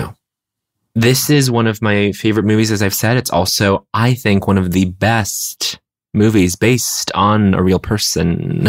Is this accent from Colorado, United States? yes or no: yes; Colorado, United States; born or raised there